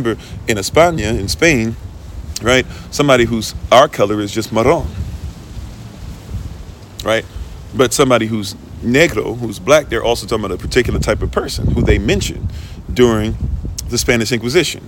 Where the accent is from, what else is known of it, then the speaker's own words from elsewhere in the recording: Ghana; as if I'm not Ghanaian